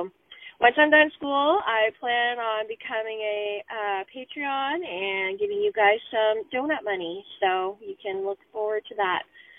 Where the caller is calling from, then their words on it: London, Ontario, Canada; I'm calling from London, Ontario.